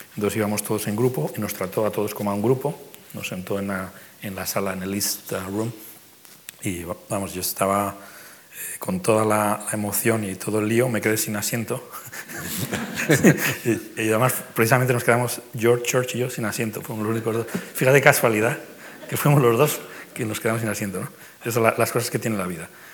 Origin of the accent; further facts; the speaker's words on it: Madrid, Community of Madrid, Spain; moved away as an adult; now in New York, United States; madrileño neoyorquino